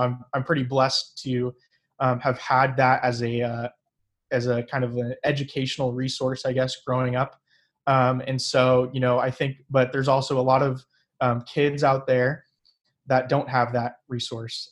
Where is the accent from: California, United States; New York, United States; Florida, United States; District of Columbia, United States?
California, United States; Fresno; also born or lived in Sacramento; I was born and raised here in Fresno